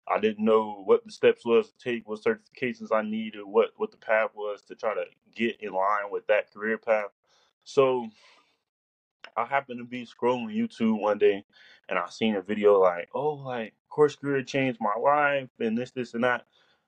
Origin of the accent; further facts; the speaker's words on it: Kansas City, Missouri, United States; born there; also born or lived in Fort Lauderdale / Tampa / Chicago / Atlanta; now in Helena, United States; I was born in Kansas City, Missouri. I live in Fort Lauderdale, Tampa, Chicago, Atlanta. Now I'm in Helena, Alabama.